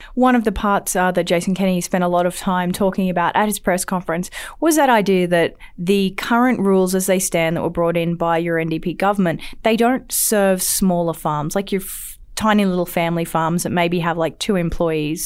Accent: Australia; accent: Australian; now in Alberta, Canada

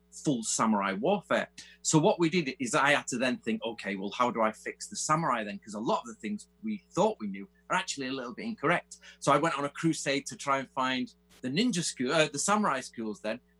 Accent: England, United Kingdom; also born or lived in Manchester; obviously I'm English

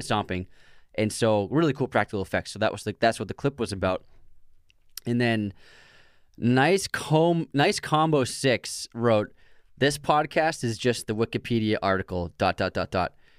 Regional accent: Boston, Massachusetts, United States; We're from Boston

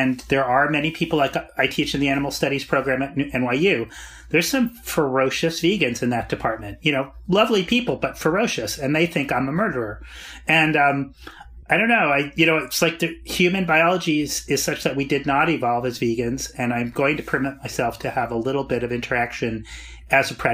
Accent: Arizona, United States; No, I'm from the Southwest, Arizona.

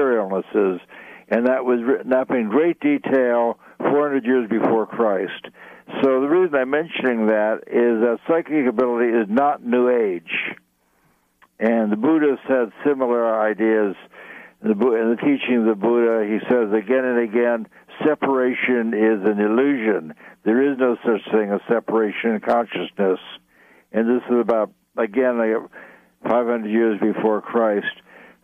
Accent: New York City, New York, United States; I grew up in New York City

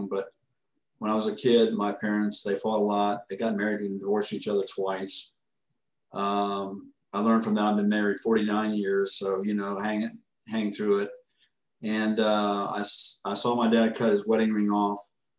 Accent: Orlando, Florida, United States; I grew up in Orlando. I'm from Orlando

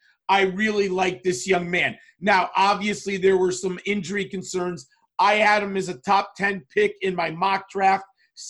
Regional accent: Connecticut, United States; from my home state of Connecticut.

